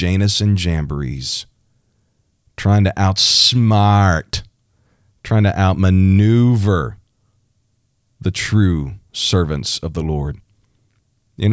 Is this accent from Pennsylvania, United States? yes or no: no; Missouri, United States; my home state, the state of Missouri.